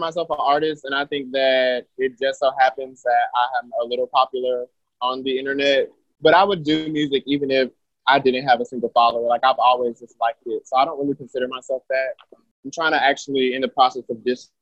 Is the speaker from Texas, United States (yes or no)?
no; New York City, New York, United States; now in Atlanta, United States; I'm from Queens, I'm from New York. But I've been in Atlanta for a really long time now. I started doing music in Atlanta, but I'm born in New York